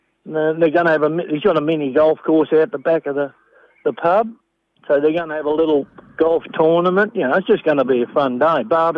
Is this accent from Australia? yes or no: yes; Melbourne, Victoria, Australia; now in Murchison, Australia; I come from Melbourne originally.